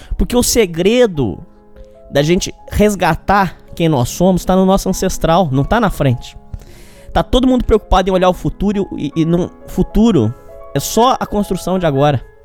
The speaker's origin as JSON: {"language": "Portuguese", "country": "Brazil", "said": "a gente, como brasileiro"}